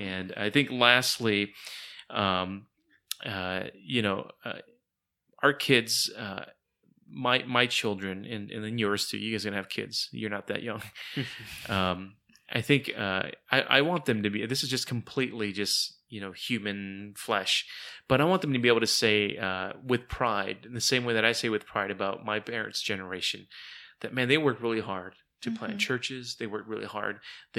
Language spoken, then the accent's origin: English; United States; born there; I mean, for goodness sakes, I was the first born in America. I was born in 1979 in America.